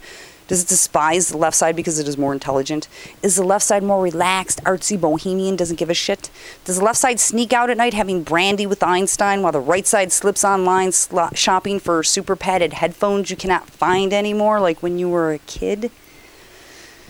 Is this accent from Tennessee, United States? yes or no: no; New York, United States; I'm from New York